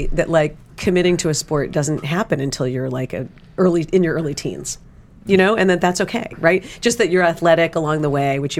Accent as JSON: {"language": "English", "town": "New York City", "region": "New York", "country": "United States", "tie": "born or raised there", "moved": "yes", "lives_now": "Texas, United States", "said": "So I'm from like a basketball family because I grew up in New York City."}